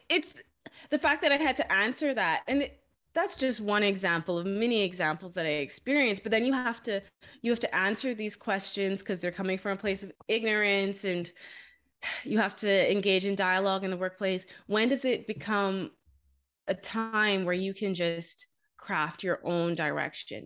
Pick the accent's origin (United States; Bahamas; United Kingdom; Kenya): Bahamas; moved away as an adult; also born or lived in Canada; I'm originally from the Bahamas